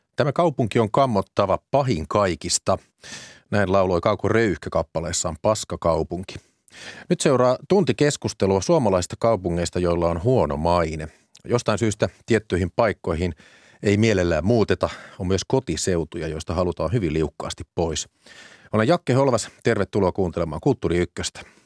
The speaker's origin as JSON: {"language": "Finnish", "town": "Vantaa", "region": "Uusimaa", "country": "Finland", "tie": "born or raised there", "said": "omasta kotikaupungistani Vantaasta"}